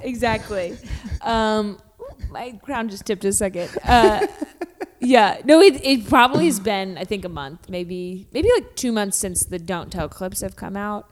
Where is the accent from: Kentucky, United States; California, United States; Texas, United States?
Kentucky, United States; I grew up in Kentucky